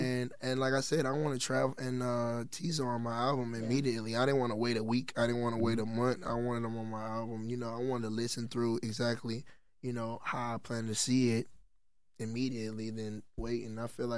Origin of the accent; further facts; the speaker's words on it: Texas, United States; I'm from Texas as well.